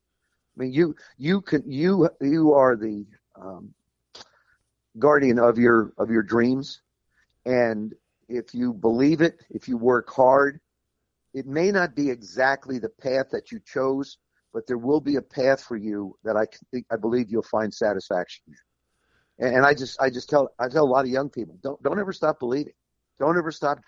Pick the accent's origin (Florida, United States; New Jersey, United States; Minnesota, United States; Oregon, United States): New Jersey, United States; South River; moved away; I spent a lot of time up in South River where I grew up in New Jersey.